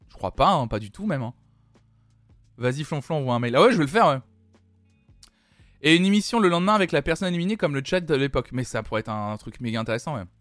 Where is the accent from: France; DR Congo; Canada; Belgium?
Belgium; C'est gentil, mais je suis belge